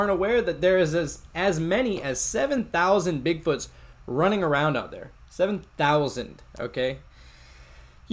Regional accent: Pennsylvania, United States; moved away; I'm originally from Pennsylvania

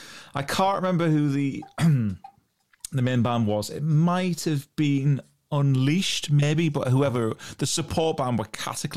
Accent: Newcastle upon Tyne, North East England, United Kingdom; accent: Geordie; where I'm from is a place called Newcastle upon Tyne, and people from Newcastle are called Geordies. Mm-hmm. And whilst I kind of rein my accent in when I'm talking to people who aren't from Newcastle, we're known for having a very strong accent.

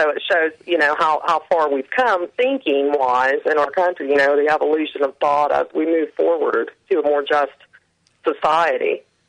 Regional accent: Chillicothe, Ohio, United States; here in my hometown at Chillicothe

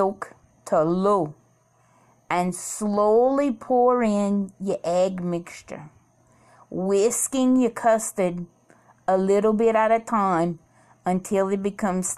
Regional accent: Cajun, Louisiana, United States; as a Cajun girl, little girl, my whole life, I always ate bouilli

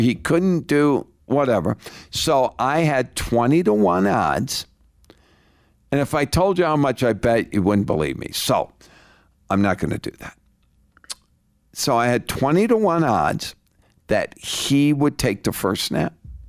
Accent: Littleton, Colorado, United States

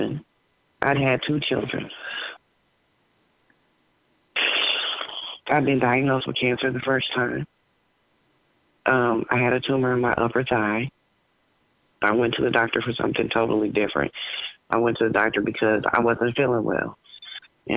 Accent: Ohio, United States; also born or lived in Cincinnati, Ohio; I grew up in Virginia, Ohio

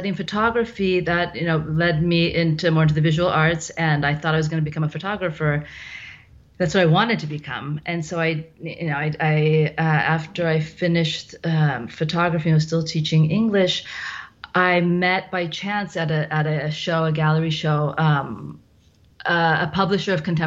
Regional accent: Cupertino, California, United States; moved away as an adult; now in Milan, Italy; I'm from the Bay Area. I'm actually from Cupertino

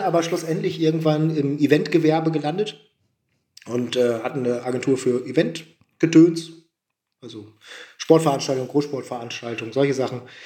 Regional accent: Oldenburg, Lower Saxony, Germany; moved away as an adult; now in Leipzig, Germany; ich komme nicht aus Friesland, und, mhm. aber Abitur und groß geworden in Oldenburg

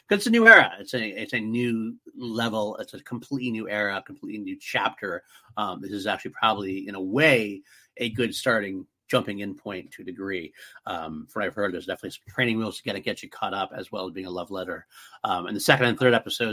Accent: United States; as an American Doctor Who fan

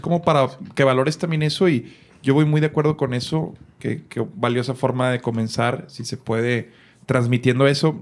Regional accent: Monterrey, Nuevo León, Mexico; yo recuerdo ya como regio

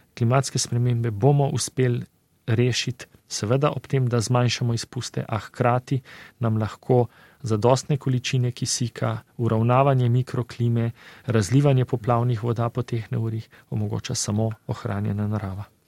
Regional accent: Slovenia

